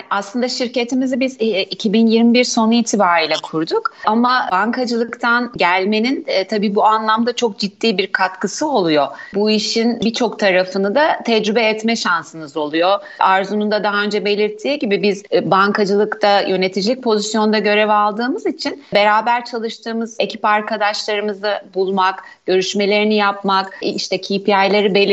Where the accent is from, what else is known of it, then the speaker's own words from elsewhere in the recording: Black Sea Region, Turkey; Karadenizliyim ben başta